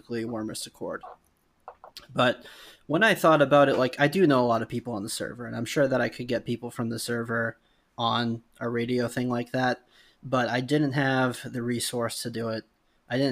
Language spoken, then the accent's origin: English; New England, United States; I'm from New England